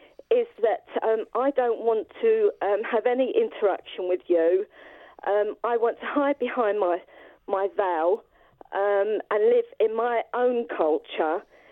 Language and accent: English; London, United Kingdom; I was born in East Ham.